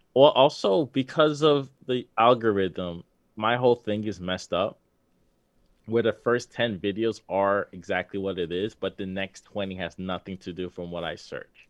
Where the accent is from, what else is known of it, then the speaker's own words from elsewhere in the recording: New York, United States; we're from New York.